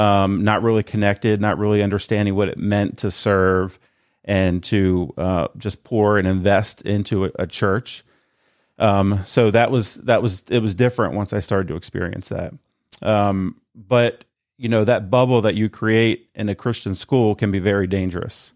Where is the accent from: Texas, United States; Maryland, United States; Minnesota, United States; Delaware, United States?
Delaware, United States; New Castle area, Northern; born and raised in Newcastle Bay area, so I'm not from Middletown